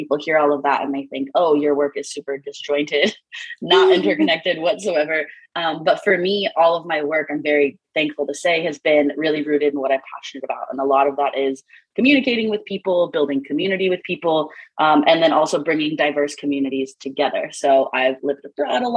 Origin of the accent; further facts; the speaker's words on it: Missouri, United States; moved away as an adult; I'm from Missouri originally, Midwest US, and that's where I am now.